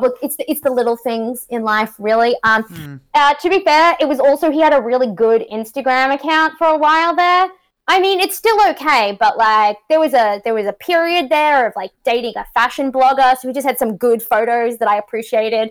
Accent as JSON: {"language": "English", "country": "Australia", "accent": "Australian", "moved": "yes", "lives_now": "Canada", "said": "I'm from um, country Australia"}